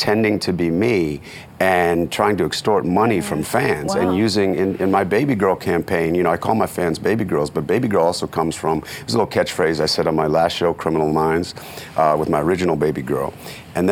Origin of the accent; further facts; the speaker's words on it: Oakland, California, United States; moved away; I come from East Oakland, which is the hood